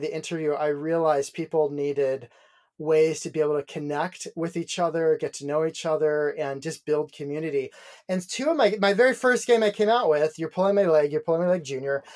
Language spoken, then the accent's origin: English; Dayton, Ohio, United States; in my hometown of Dayton